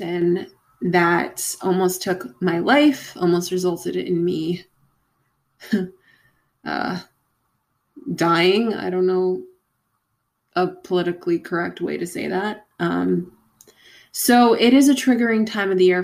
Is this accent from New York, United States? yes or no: yes; Long Island, New York, United States; I'm also from Long Island.